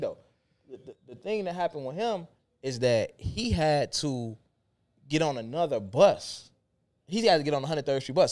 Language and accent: English; Chicago, Illinois, United States; when I was in the city